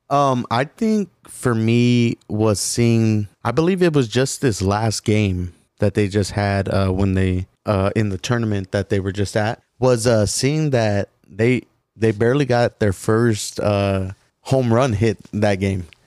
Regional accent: Coolidge, Arizona, United States; we grew up in Coolidge

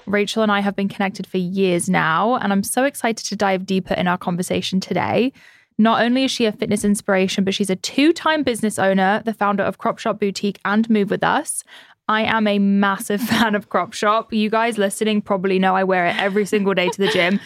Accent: United Kingdom; I'm British

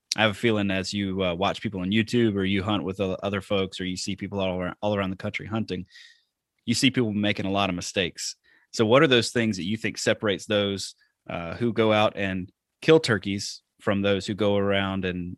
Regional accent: the South, United States; So, like I said, I grew up in the South.

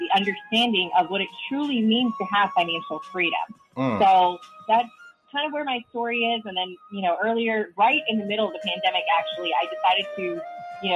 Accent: India; moved away; my background, I am an immigrant. I'm Indian

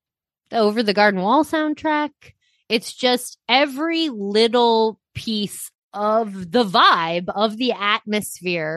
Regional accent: Iowa, United States; I'm growing up in Iowa

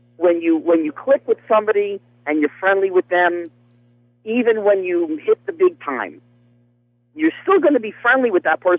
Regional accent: New Jersey, United States; Growing up in New Jersey, I lived 3 miles away from my middle school and high school

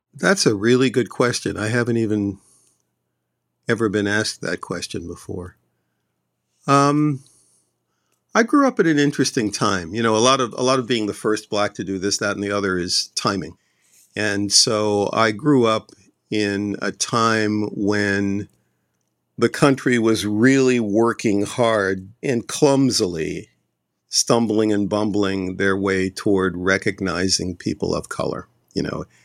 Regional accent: Boston, Massachusetts, United States; moved away as an adult; also born or lived in Los Angeles; I grew up in Roxbury, Massachusetts.

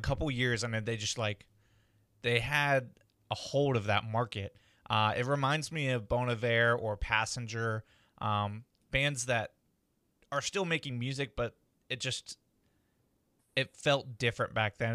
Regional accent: Midwest, United States; we're from the Midwest

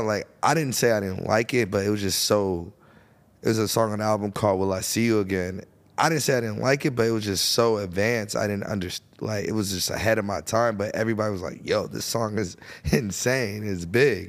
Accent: Florida, United States; I'm from Florida.

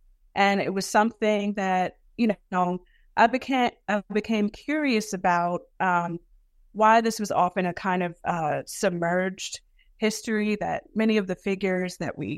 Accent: Brooklyn, New York, United States; it was really my growing up in Brooklyn in a community that was a Black community that was people from the South and folks from the Caribbean, right?

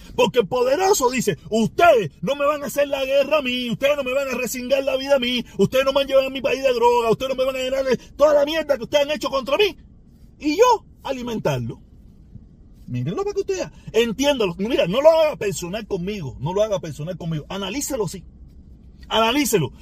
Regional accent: Cuba; now in United States; yo soy negro, inmigrante, cubano, con limitaciones en el inglés o muchísimas limitaciones en el inglés y yo vivo en este país

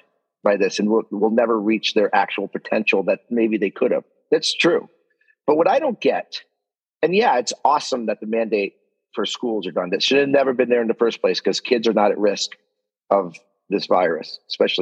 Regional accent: Canada; as a Canadian

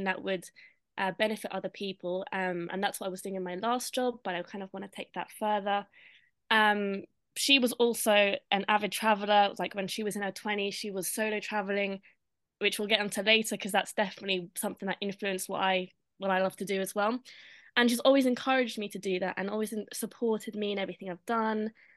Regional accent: London, United Kingdom; I grew up in London, to an Irish mother, a Filipino father.

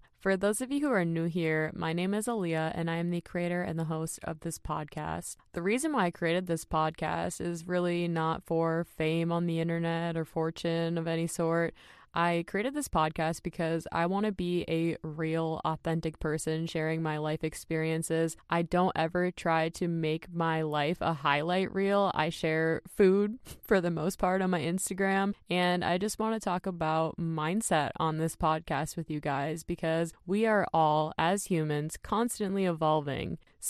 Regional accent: Minnesota, United States; I was just blown away by that because I'm from Minnesota, for those of you guys who don't know that.

